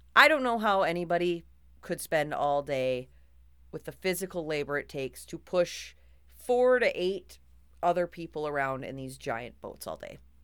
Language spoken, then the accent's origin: English; Minnesota, United States; I am a Minnesotan who took two years of French just enough to get into college